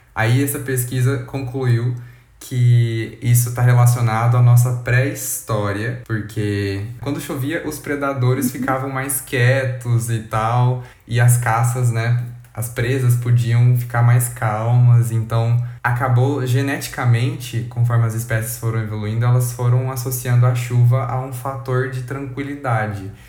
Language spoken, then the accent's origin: Portuguese; Uberlândia, Minas Gerais, Brazil; nós somos de Uberlândia, Minas Gerais, que fica no Triângulo Mineiro